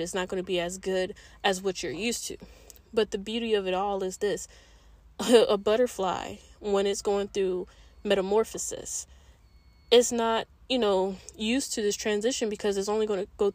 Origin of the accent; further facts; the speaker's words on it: East Coast, United States; moved away as an adult; I'm originally from the East Coast. And all I know is the East Coast